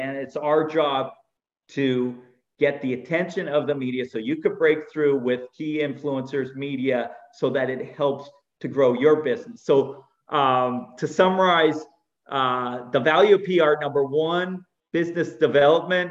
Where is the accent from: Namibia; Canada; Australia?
Canada; moved away as an adult; also born or lived in California; I am Canadian. I started out in Canada